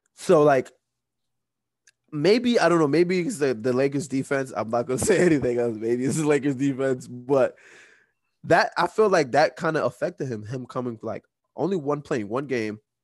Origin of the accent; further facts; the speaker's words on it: New York, United States; we from New York. We're all from New York.